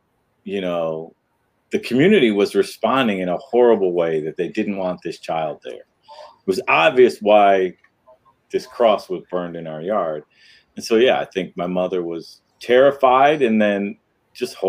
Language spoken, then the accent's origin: English; Detroit, Michigan, United States; born or raised there